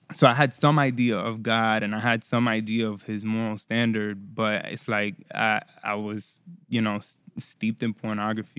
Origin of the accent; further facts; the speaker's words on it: Florida, United States; first language Spanish; English is a second language; also born or lived in Puerto Rico / Orlando / Miami / Tampa; I was born in Puerto Rico, raised in Florida